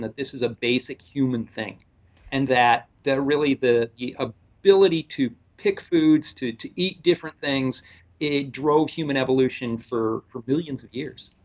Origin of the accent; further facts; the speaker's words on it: the area around Chicago, Illinois, United States; moved away as an adult; also born or lived in South Carolina; now in Toronto, Canada; originally from the area around Chicago, uh, so I'm kind of a Midwesterner